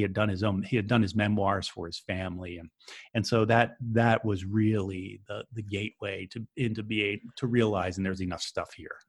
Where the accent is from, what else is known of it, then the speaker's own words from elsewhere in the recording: Philadelphia, Pennsylvania, United States; moved away; I'm from Philadelphia originally